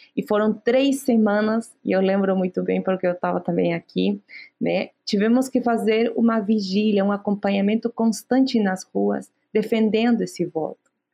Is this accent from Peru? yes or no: yes; Abancay, Apurímac, Peru; Portuguese is a second language; moved away; eu venho dos Andes do Sul do Peru, né, de Apurímac, Abancay